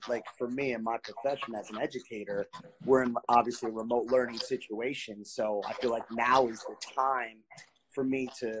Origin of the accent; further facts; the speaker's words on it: Asbury Park, New Jersey, United States; I'm born and raised Asbury oh. Park.